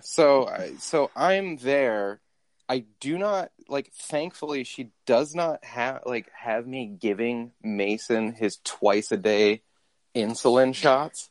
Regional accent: London, United Kingdom; I come from London town.

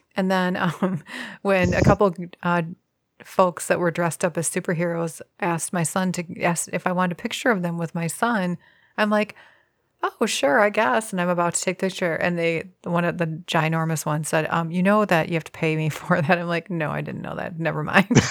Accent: Midwest, United States; as a Midwesterner, we're very far removed from all movie making

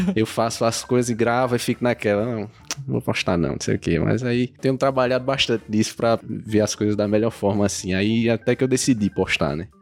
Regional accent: Crato, Ceará, Brazil; Eu sou nascido e criado no Crato.

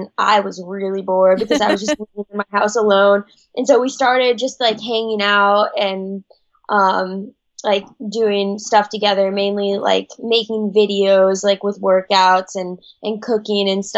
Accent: Kenai, Alaska, United States; moved away; I grew up in Kenai, Alaska, which is in South Central.

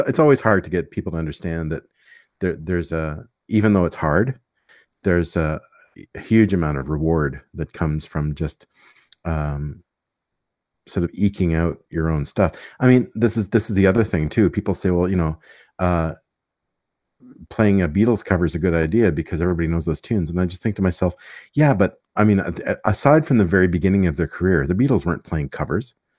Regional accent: Montreal, Quebec, Canada; I grew up in Montreal, so it was a pretty cool place to grow up

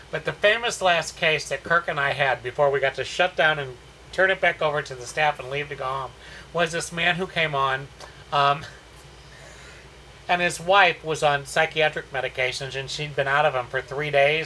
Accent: St. Louis, Missouri, United States; moved away as an adult; also born or lived in South Florida / Fort Worth, Texas / Houston, Texas; now in Texas, United States; Born and raised in the Midwest in St. Louis, but the majority of my adult life I spent in South Florida, West Palm Beach, Fort Lauderdale, Miami area.

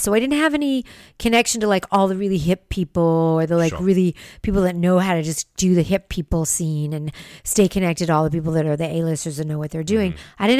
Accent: West Hollywood, California, United States; I mean, that's where I was raised in West Hollywood.

